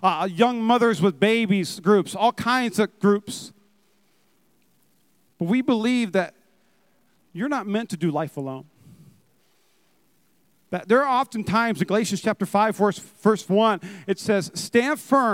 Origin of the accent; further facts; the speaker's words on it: North Dakota, United States; now in Las Vegas, United States; I'm from North Dakota